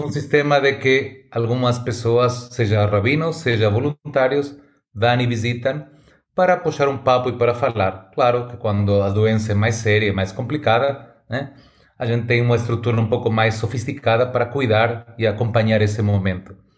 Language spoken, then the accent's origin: Portuguese; Argentina; Portuguese is a second language; moved away as an adult; now in São Paulo, Brazil; Nasci na Argentina, hum, meu sotaque já fala mais alto do que eu